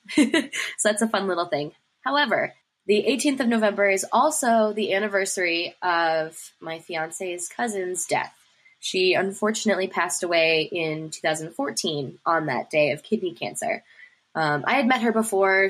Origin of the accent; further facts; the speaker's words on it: Ann Arbor, Michigan, United States; also born or lived in Pittsburgh, Pennsylvania; now in Cincinnati, United States; I'm originally from the Ann Arbor, Michigan area